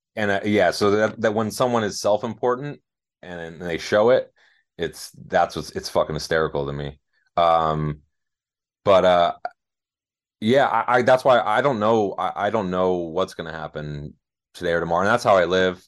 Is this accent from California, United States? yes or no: yes; Los Angeles, California, United States; born or raised there